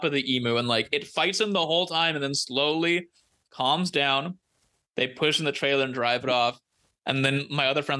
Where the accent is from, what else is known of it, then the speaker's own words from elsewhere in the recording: Central Valley, California, United States; growing up in the Central Valley